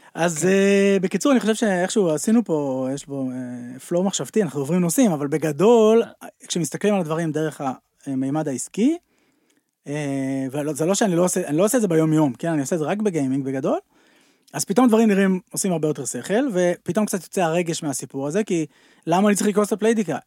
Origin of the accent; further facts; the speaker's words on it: Tel Aviv, Tel Aviv District, Israel; גרתי בתל אביב, העיר הגדולה, סתם נולדתי בתל אביב